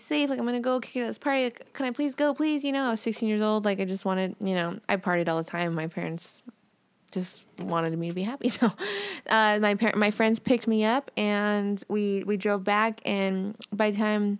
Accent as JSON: {"language": "English", "town": "Las Vegas", "region": "Nevada", "country": "United States", "tie": "born or raised there", "said": "I got this team here in my hometown, so I'm a Golden Knights fan"}